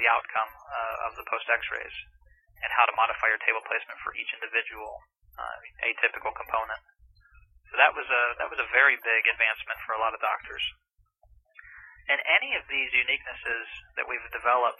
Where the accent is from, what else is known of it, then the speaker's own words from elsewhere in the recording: St. Petersburg, Florida, United States; moved away as an adult; also born or lived in Marietta, Georgia; I was born in St. Petersburg, Florida, and went to school two blocks away, went to church three blocks away, stayed in St. Pete my whole life.